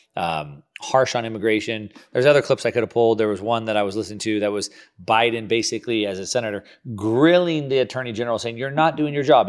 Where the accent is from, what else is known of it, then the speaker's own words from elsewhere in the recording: United States; as an American